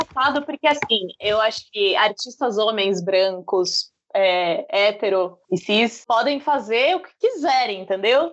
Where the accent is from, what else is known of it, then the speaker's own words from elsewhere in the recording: Brazil; como eu sou brasileira